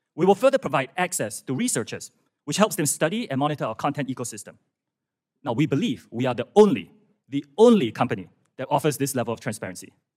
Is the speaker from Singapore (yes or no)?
yes; Singapore; moved away as an adult; also born or lived in United Kingdom / United States; I'm from Singapore. That's where I was born.